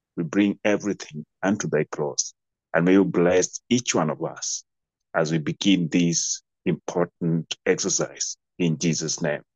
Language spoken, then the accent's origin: English; Kenya; I'm a Kenyan.